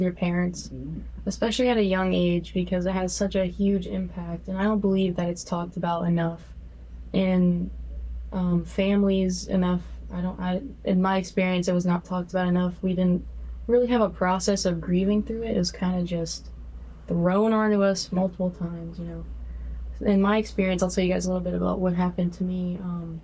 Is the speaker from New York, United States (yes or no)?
no; Denver, North Carolina, United States; moved away as an adult; also born or lived in Charlotte, North Carolina; I am from Denver, North Carolina. I was born in Charlotte, North Carolina, but I was born and raised in Denver